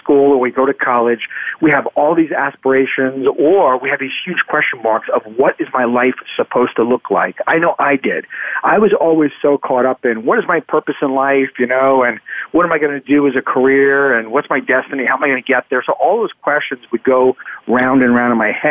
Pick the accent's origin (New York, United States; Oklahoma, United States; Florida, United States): New York, United States; New York City; also born or lived in Queens / Long Island; I grew up in New York, in New York City.